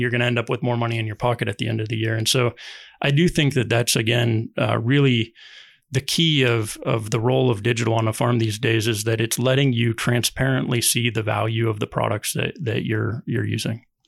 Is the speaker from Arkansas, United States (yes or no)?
no; Ohio, United States; moved away as an adult; also born or lived in Durham, North Carolina; I grew up farming in Ohio